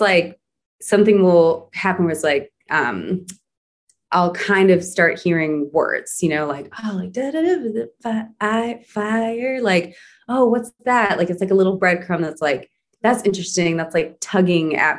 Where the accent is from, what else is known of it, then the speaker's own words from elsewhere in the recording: Wauwatosa, Wisconsin, United States; moved away as an adult; also born or lived in New York; growing up in Wauwatosa, Wisconsin